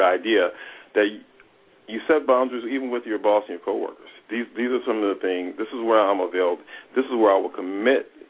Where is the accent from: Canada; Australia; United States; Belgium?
United States; Toledo, Ohio; now in Los Angeles, United States; I grew up in Toledo, Ohio. I live in Los Angeles